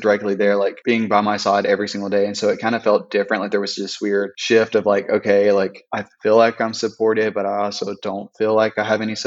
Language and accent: English; Fayette, Alabama, United States; I am from Fayette, Alabama, which is a small town outside of Tuscaloosa, Alabama